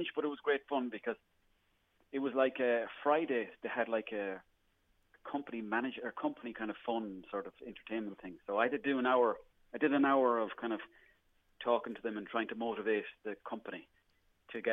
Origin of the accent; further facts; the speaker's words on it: Ireland; the Irish people. We are always up for a good laugh.